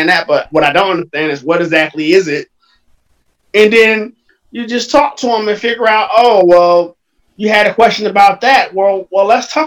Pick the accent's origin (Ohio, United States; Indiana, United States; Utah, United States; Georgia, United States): Ohio, United States; Cleveland; we're from Cleveland